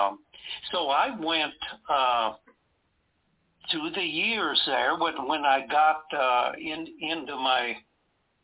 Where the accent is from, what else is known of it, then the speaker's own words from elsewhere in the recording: Wisconsin, United States; I was raised in the music business in my home state of Wisconsin